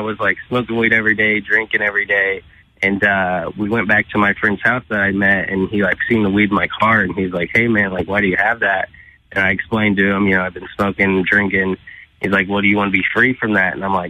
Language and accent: English; St. Louis, Missouri, United States; now in Illinois, United States; I'm from St. Louis, Missouri. I'm technically in Illinois, but right outside of St. Louis, Missouri.